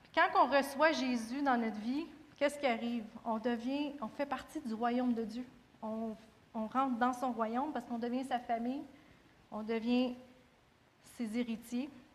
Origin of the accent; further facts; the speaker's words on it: Quebec, Canada; en tant que Québécois